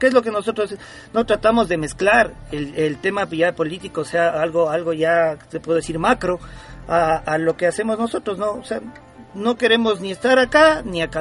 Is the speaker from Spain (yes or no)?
no; Ecuador; somos una banda ecuatoriana, ¿no? orgullosamente ecuatoriana